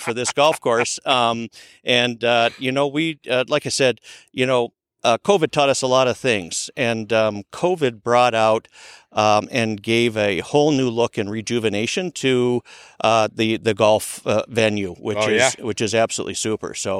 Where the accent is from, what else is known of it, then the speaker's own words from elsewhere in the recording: Minneapolis, Minnesota, United States; accent: Minnesota; moved away as an adult; now in Henderson, United States; I moved out here 10 years ago from Minneapolis. My Minnesota accent